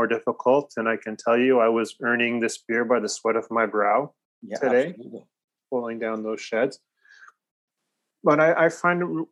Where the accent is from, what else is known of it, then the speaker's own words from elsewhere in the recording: Newmarket, Ontario, Canada; the pastor that we had growing up in Newmarket